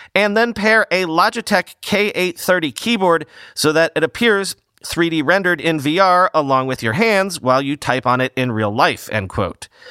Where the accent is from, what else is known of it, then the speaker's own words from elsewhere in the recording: New York, United States; as a New Yorker